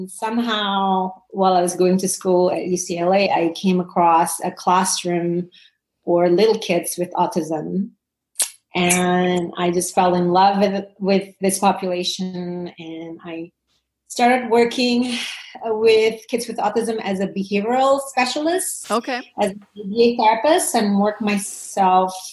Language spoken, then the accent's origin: English; Indonesia; I was born and raised in Indonesia